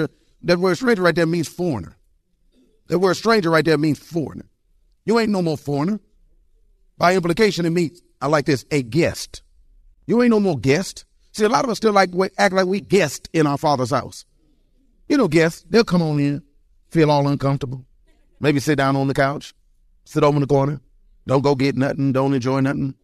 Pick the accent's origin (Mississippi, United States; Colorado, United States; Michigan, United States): Michigan, United States; Detroit; I was born and raised in Detroit, Michigan.